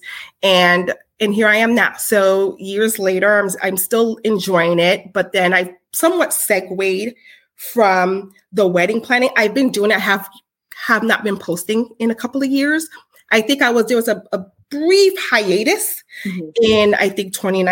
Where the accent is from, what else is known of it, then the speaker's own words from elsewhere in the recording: Haiti; I'm Haitian